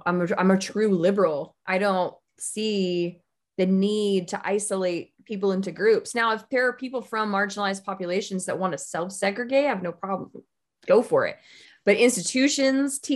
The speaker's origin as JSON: {"language": "English", "town": "Houston", "region": "Texas", "country": "United States", "tie": "born or raised there", "also_born_or_lived": "Dallas", "said": "I was a white minority growing up in Houston."}